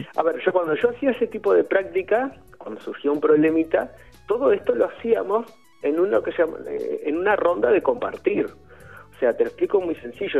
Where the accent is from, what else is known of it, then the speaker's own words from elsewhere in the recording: Uruguay; also born or lived in Madrid; now in Spain; mi infancia en Uruguay